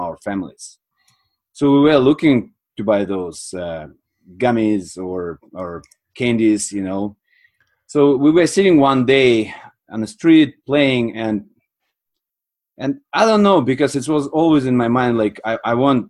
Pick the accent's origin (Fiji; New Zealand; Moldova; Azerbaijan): Moldova; moved away as an adult; also born or lived in Sweden; now in Canada; I'm from Republic of Moldova.